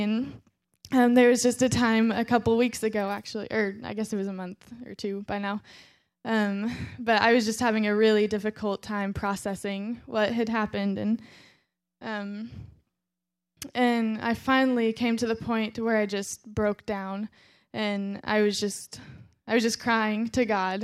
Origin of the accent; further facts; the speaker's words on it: Fort Scott, Kansas, United States; also born or lived in Joplin, Missouri; when I was eight years old, I moved from Joplin, Missouri to Fort Scott, Kansas